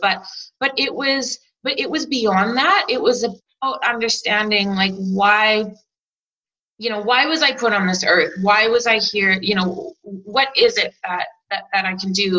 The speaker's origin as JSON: {"language": "English", "country": "Canada", "tie": "born or raised there", "moved": "as an adult", "lives_now": "New Zealand", "said": "I've been making them since I was a little kid growing up in Canada"}